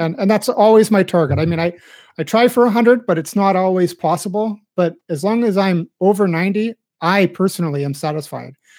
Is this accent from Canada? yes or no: yes; Winnipeg, Manitoba, Canada; accent: standard Midwest; I believe I kind of a standard Midwest accent because I came from uh, I'm from Winnipeg